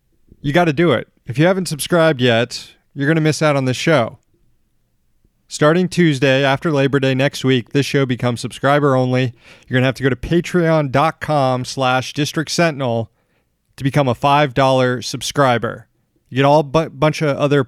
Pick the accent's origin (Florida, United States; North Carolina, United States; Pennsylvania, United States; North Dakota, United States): Florida, United States; my home state of Florida